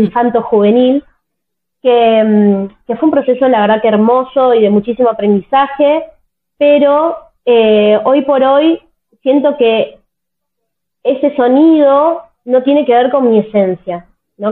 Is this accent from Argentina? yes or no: yes; Tierra del Fuego, Argentina; yo nací en Tierra del Fuego, que es una provincia de Argentina que está totalmente al sur del país